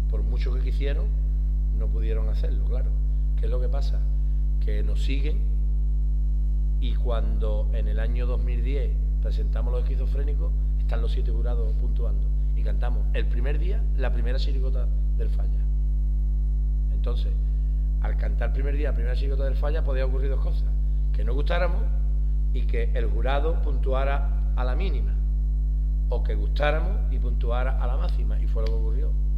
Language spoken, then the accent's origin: Spanish; Huelva, Andalusia, Spain; soy de huerva